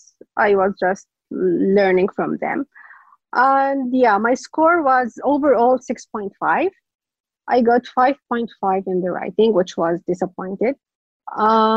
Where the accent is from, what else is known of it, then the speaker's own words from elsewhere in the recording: Saudi Arabia; English is a second language; I'm from Saudi Arabia.